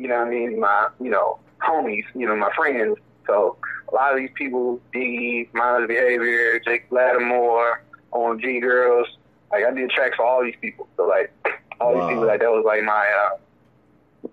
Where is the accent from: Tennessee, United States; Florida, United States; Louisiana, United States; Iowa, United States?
Tennessee, United States; I'm from Tennessee